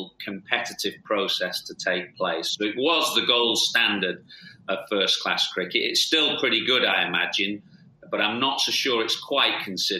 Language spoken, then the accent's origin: English; Lancashire, North West England, United Kingdom; Obviously, I'm from Lancashire.